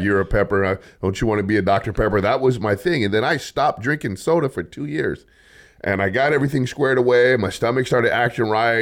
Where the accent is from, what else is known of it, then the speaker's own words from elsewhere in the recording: Los Angeles, California, United States; now in Bakersfield, United States; I'm from Los Angeles.